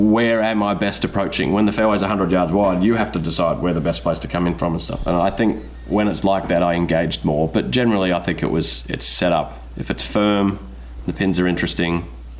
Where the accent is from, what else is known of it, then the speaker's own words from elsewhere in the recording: Australia; moved away as an adult; I spent 20 years not in my home country, you know, and I'm kind of enjoying being around my people a little bit